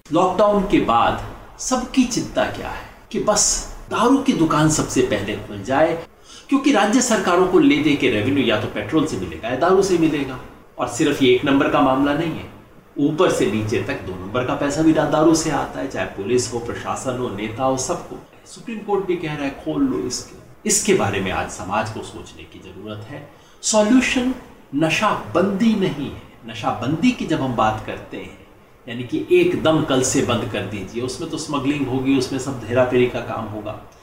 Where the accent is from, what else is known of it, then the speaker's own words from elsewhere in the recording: Rewari, Haryana, India; हमारे जिले रेवाड़ी हरियाणा में